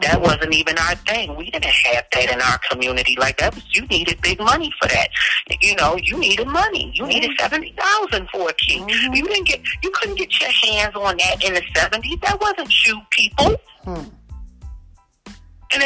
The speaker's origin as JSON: {"language": "English", "town": "Philadelphia", "region": "Pennsylvania", "country": "United States", "said": "I'm from West Philly"}